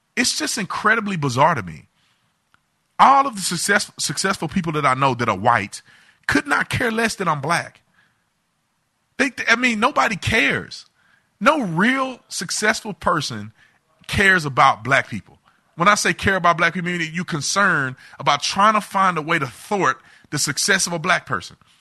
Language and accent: English; United States; I'm an American